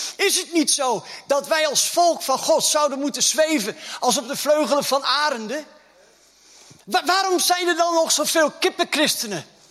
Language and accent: Dutch; Groningen, Netherlands; accent: Gronings; moved away; Ik kom ook uit Groningen, hè?